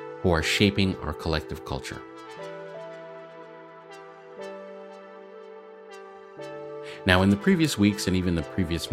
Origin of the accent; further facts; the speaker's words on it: Malawi; we're from Malawi